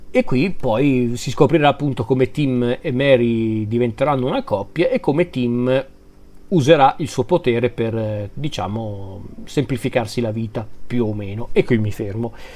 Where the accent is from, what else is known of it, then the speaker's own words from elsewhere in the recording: Lombardy, Italy; sono lombardo